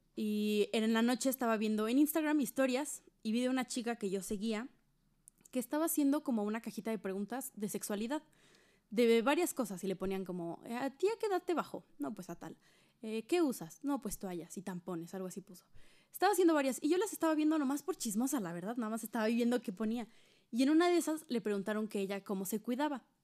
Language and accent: Spanish; Hidalgo, Mexico; nosotras somos de Hidalgo